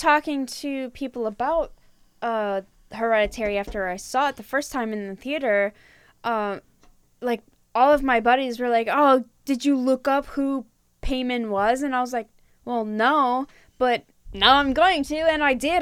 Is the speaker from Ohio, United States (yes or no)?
no; Michigan, United States; I'm from Michigan